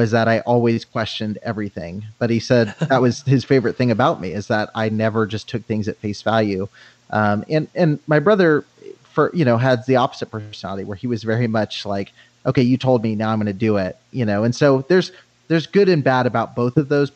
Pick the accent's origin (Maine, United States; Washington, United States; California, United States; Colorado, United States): California, United States; Banning; I grew up in Southern California, and my parents were staff at a Christian school. So I spent literally 7 days a week on a church property, just an L-shaped building in the middle of Banning, California